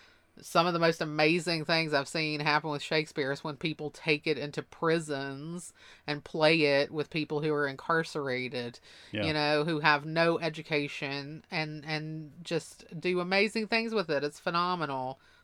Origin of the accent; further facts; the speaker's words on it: Mississippi, United States; I was like in high school in Mississippi. My accent was so ridiculous that I couldn't even understand myself half the time.